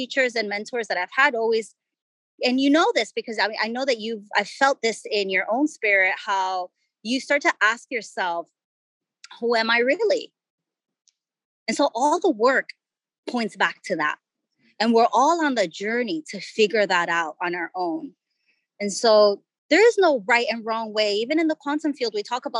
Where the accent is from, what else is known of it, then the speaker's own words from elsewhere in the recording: Ecuador; I grew up in Ecuador